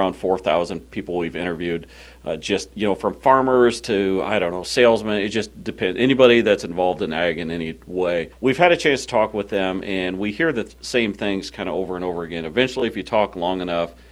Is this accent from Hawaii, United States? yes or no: no; Illinois, United States; we're from Illinois